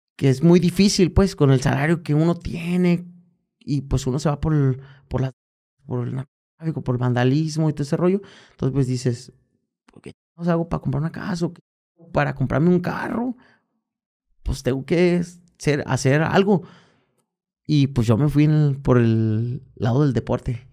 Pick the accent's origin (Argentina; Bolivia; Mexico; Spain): Mexico; Guadalajara, Jalisco; aquí en, en mi tierra. Guadalajara, en mi barrio, Santa Chile